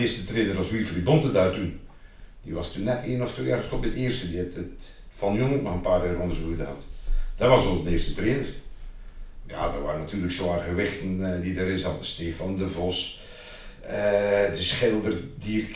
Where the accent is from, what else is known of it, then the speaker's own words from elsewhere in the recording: IJzendijke, Zeeland, Netherlands; also born or lived in Oostburg / Terneuzen / Waterlandkerkje; ik ben altijd naar school geweest in Nederland. Eh, lager en middelbaar. Eerst in IJsendijk, was de lagere school